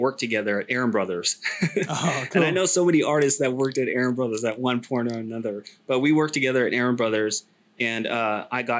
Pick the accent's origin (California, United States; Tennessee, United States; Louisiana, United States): California, United States; Sacramento; moved away as an adult; also born or lived in China; I was born in Sac. Sac's my hometown